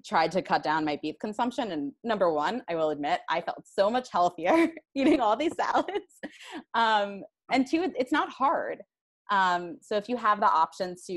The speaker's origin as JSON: {"language": "English", "town": "New York City", "region": "New York", "country": "United States", "said": "I'm from Flushing, Queens originally"}